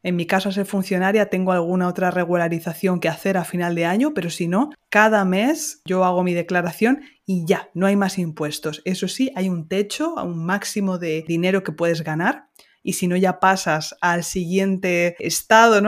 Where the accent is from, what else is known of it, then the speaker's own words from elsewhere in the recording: Ciudad Real, Castilla-La Mancha, Spain; Ciudad Real, que es mi ciudad de origen en Castilla-La Mancha